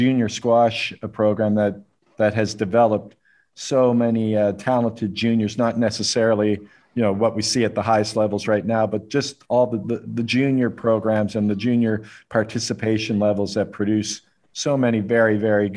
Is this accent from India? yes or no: no; Canada; now in United Arab Emirates; I'm Canadian